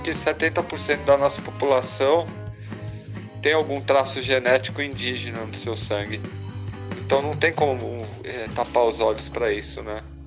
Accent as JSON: {"language": "Portuguese", "country": "Brazil", "said": "para nós como brasileiros"}